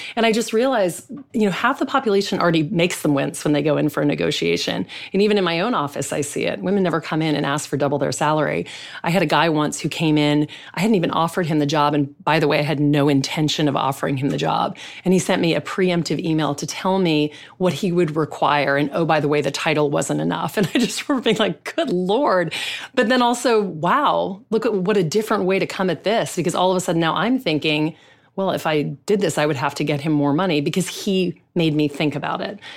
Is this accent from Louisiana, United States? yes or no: yes; Louisiana, United States; I grew up in the South. I grew up in Louisiana